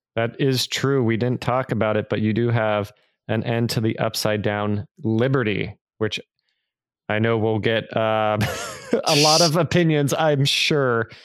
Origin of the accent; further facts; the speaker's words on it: California, United States; growing up in California